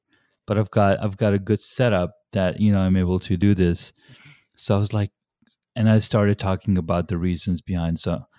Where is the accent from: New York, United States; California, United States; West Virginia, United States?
California, United States; moved away; growing up myself, I grew up in California